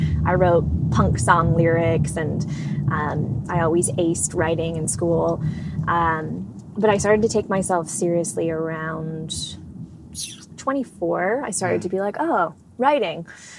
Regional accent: Edmonton, Alberta, Canada; also born or lived in Whitehorse; Yeah, no, I was born in Whitehorse, which is in the Northwest Territories of Canada.

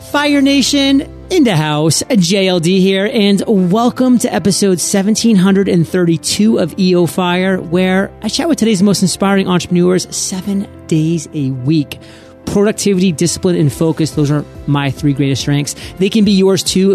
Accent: Maine, United States; Maine, my home state.

